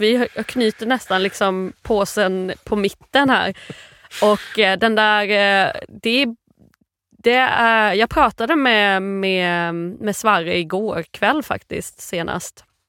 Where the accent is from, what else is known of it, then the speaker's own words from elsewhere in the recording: Virserum, Kalmar County, Sweden; Jag är eh, uppvuxen i Virserum i Småland.